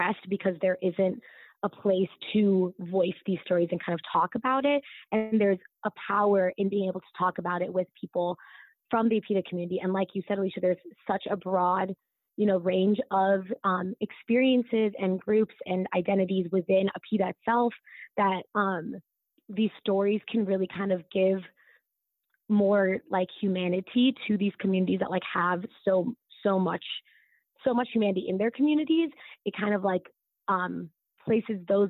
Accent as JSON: {"language": "English", "country": "United States", "tie": "born or raised there", "accent": "American", "said": "being Desi and growing up in the U.S."}